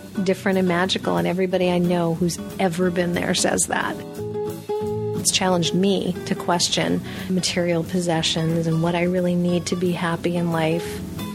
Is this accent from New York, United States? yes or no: yes; New York City, New York, United States; I'm a girl from New York City, okay?